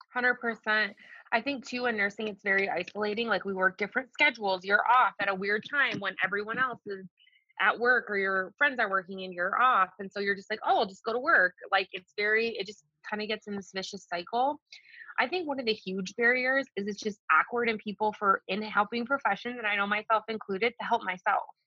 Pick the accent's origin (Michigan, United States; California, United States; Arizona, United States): Michigan, United States; Detroit; also born or lived in Colorado; I'm from the Detroit metro area